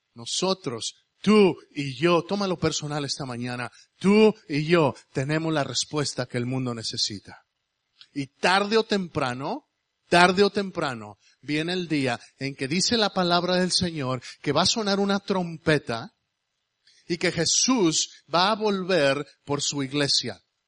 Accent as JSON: {"language": "Spanish", "country": "Mexico", "moved": "yes", "lives_now": "United States", "said": "yo soy mexicano. Yo soy americano también porque me hice americano por esa gringa que está ahí atrás"}